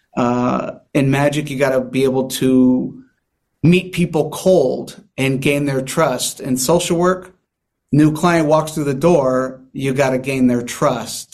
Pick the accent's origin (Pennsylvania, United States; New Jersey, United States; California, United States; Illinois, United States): California, United States; San Diego; I'm from here. I'm from San Diego.